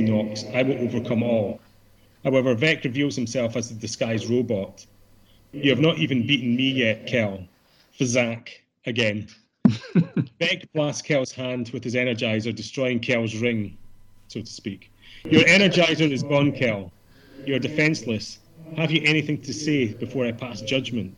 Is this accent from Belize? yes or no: no; Scotland, United Kingdom; being Scottish as well